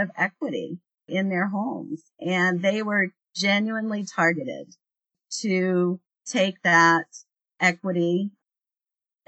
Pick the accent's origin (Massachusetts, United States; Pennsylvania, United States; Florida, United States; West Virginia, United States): West Virginia, United States; working in my hometown